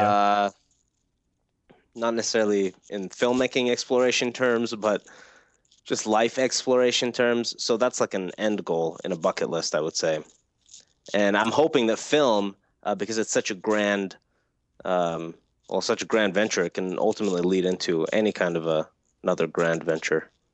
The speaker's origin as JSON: {"language": "English", "country": "Iran", "tie": "born or raised there", "moved": "yes", "said": "I grew up in Iran"}